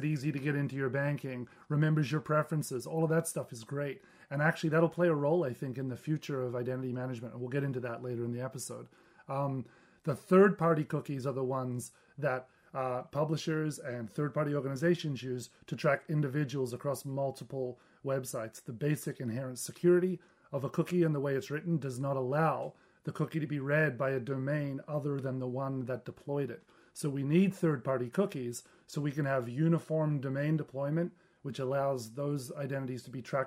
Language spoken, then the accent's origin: English; Australia; I'm Australian